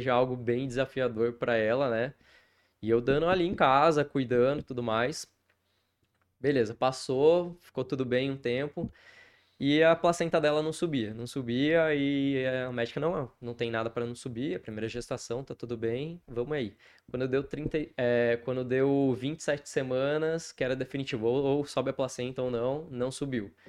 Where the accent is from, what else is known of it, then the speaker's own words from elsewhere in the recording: Apucarana, Paraná, Brazil; also born or lived in Curitiba; now in Maringá, Brazil; Eu nasci em Curitiba, Tá, fui criado ali em Apucarana, depois eu saí pro mundo aí, morei fora também